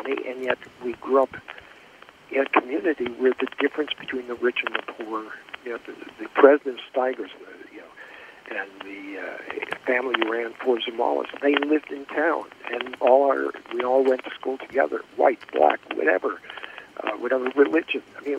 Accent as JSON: {"language": "English", "town": "Springfield", "region": "Massachusetts", "country": "United States", "tie": "born or raised there", "said": "I grew up in Springfield, Massachusetts. Let me give that as an example. A town of about 300,000 people."}